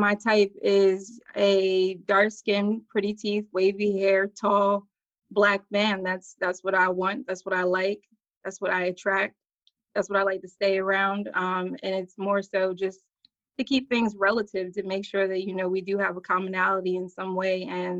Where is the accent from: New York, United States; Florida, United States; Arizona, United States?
Florida, United States; also born or lived in New Jersey; now in North Carolina, United States; I'm originally from Jersey. I was raised in Florida, and I've lived in North Carolina about 8 years now.